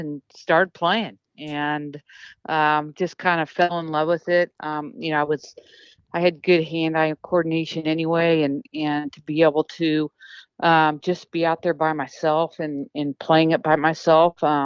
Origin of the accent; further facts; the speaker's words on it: United States; being American